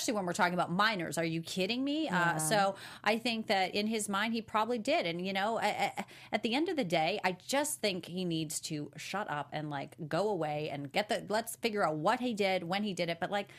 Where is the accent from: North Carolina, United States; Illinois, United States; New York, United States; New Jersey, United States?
Illinois, United States; Chicago; born there; I was born in Cook County. It's so funny. Yeah, I was born in Chicago. I lived there for a very short time